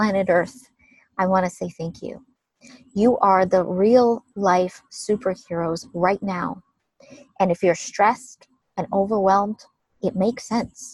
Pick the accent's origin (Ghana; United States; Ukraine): Ukraine; when I was a small child, growing up in Ukraine